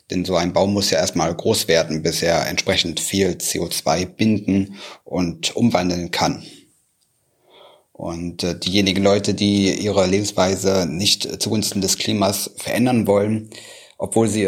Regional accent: Magdeburg, Saxony-Anhalt, Germany; In meiner Heimatstadt Magdeburg

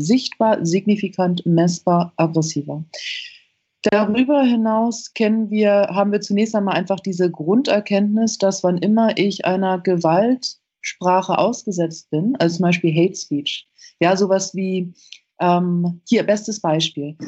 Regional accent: United States; bei uns in Amerika

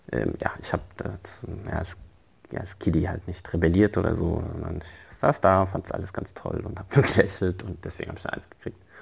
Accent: Frankfurt, Hesse, Germany; also born or lived in Morocco; ich komme aus Frankfurt, wurde auch dementsprechend ähm, in Frankfurt eingeschult

